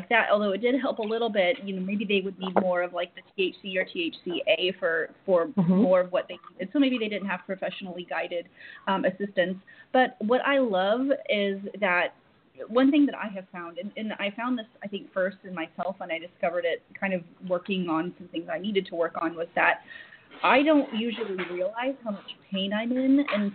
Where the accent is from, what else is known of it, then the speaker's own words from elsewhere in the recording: Oklahoma, United States; moved away; I'm from Oklahoma.